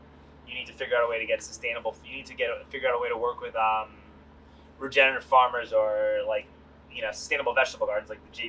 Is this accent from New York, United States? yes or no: yes; New York City, New York, United States; now in Austin, United States; I grew up in New York City.